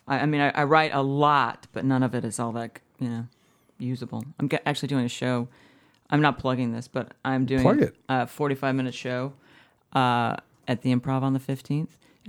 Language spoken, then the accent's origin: English; Erie, Pennsylvania, United States; also born or lived in New York; now in Los Angeles, United States; I'm from upstate New York. Actually, I'm from Pennsylvania, Erie, Pennsylvania.